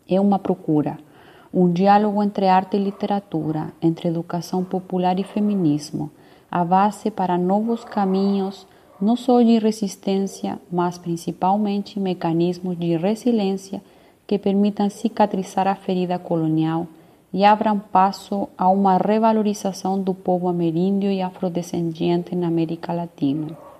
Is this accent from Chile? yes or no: yes; Chile; also born or lived in Rio Grande, Brazil / Niterói, Brazil; now in Brazil; sou chilena